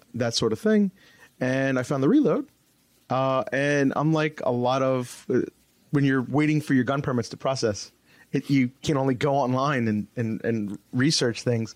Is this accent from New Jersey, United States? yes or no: yes; New Jersey, United States; I'm from New Jersey, so behind enemy lines almost